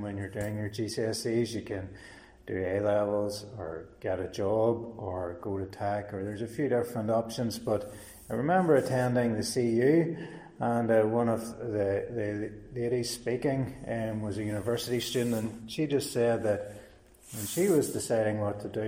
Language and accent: English; Cookstown, Northern Ireland, United Kingdom; I'm from Cookstown originally